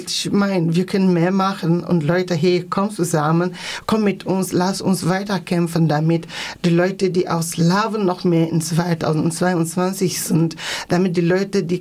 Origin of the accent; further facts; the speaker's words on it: Freiburg, Baden-Württemberg, Germany; weil ich komme aus Deutschland, ich kam von Freiburg